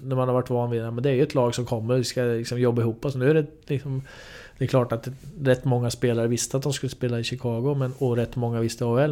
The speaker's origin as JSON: {"language": "Swedish", "town": "Linköping", "region": "Östergötland", "country": "Sweden", "tie": "born or raised there", "said": "för mig då som är uppvuxen i Linköping"}